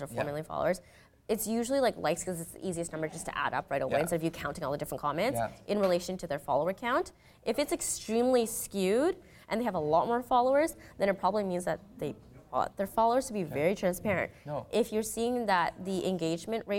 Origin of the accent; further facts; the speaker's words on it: Ottawa, Ontario, Canada; moved away; I grew up in Ottawa, so being dumped with 2 meters of snow every winter